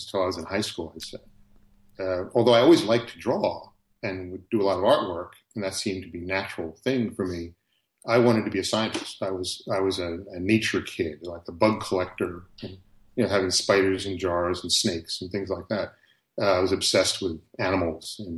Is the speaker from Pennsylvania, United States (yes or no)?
yes; the Philadelphia suburbs, Pennsylvania, United States; where my parents started off when I was a kid was just a very typical suburban neighborhood